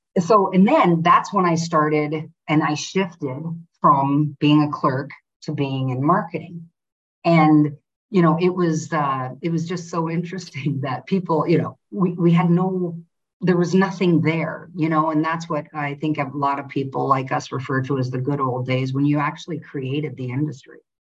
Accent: North Dakota, United States; moved away as an adult; also born or lived in Antigua; I'm from North Dakota, very privileged family

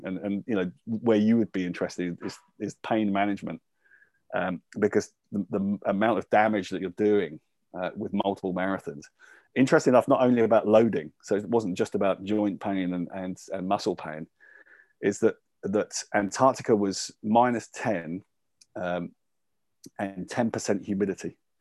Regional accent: Luton, East of England, United Kingdom; I was born and brought up in Luton

